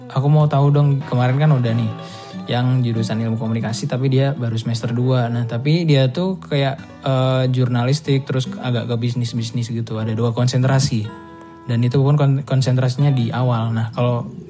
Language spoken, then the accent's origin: Indonesian; Java, Indonesia; Kan Jawa aku orang Jawa